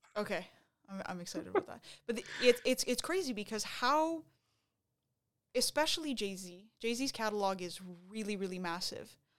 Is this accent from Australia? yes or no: no; Montreal, Quebec, Canada; were from Montreal